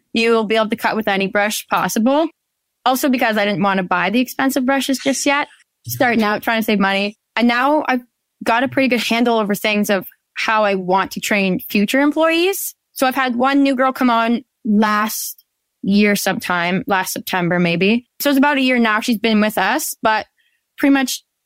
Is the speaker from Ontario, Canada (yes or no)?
yes; Penetanguishene, Ontario, Canada; I'm from Penetanguishene, Ontario, Canada.